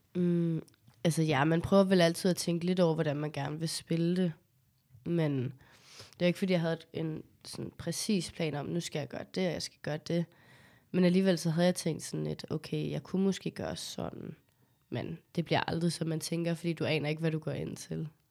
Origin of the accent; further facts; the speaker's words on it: Copenhagen, Capital Region of Denmark, Denmark; jeg er jo født og opvokset på Amager